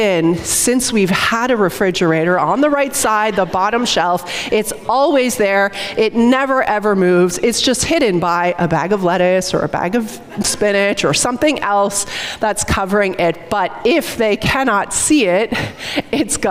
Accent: St. Catharines, Ontario, Canada; We grew up together in St. Catharines

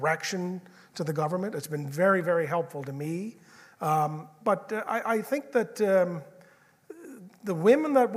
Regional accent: Georgetown, Prince Edward Island, Canada; I grew up in Georgetown, so I think Georgetown is a small little New England type town.

